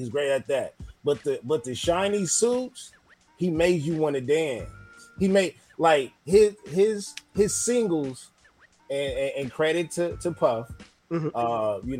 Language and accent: English; Los Angeles, California, United States; 40. I'm 40, and I'm born and raised in South Central.